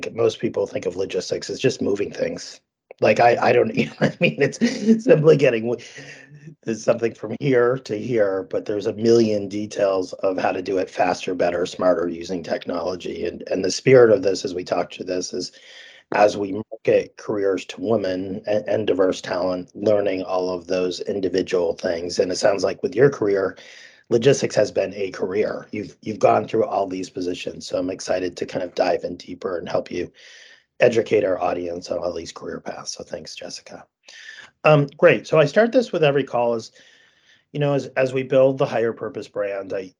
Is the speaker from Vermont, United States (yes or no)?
yes; Vermont, United States; I grew up in Vermont